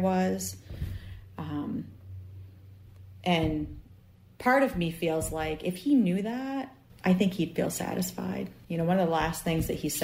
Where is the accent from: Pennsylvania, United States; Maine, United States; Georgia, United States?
Maine, United States; I'm from Maine, obviously, you can tell by my accent.